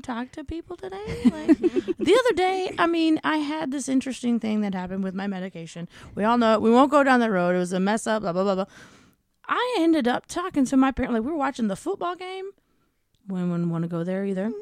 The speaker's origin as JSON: {"language": "English", "country": "United States", "said": "as Americans"}